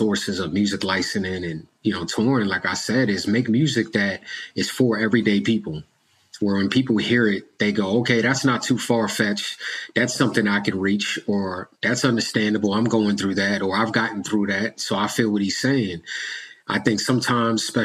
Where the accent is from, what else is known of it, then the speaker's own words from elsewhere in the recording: United States; accent: American; being an African-American, you know, being from here in America